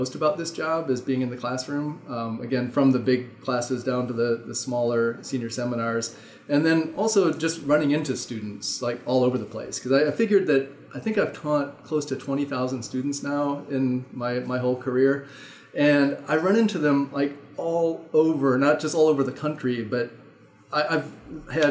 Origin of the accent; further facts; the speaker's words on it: Midwest, United States; also born or lived in Indiana / Durham, North Carolina; now in Madison, United States; I grew up in the Midwest. I went in Indiana, went to undergrad at Indiana